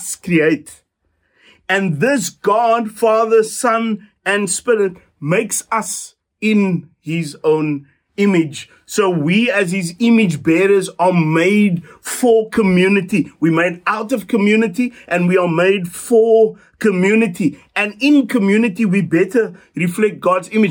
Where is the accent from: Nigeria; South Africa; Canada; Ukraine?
South Africa; us as South African disciples